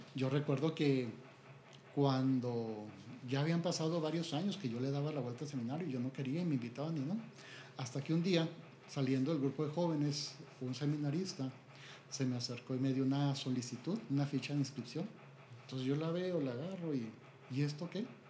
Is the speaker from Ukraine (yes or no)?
no; Chihuahua, Mexico; Soy originario de aquí, de Chihuahua.